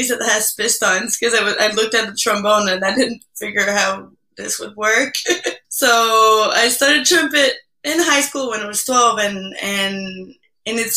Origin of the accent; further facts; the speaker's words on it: Quebec, Canada; first language French; English is a second language; moved away; also born or lived in Havana, Cuba; I'm from Quebec originally